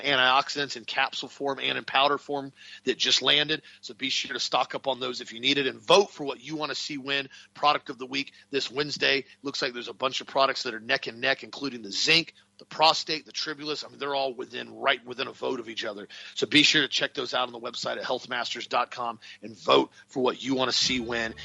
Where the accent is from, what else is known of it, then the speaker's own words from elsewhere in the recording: United States; us as American Christians